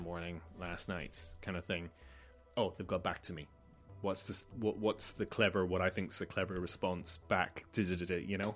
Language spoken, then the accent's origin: English; Malta; Growing up in Malta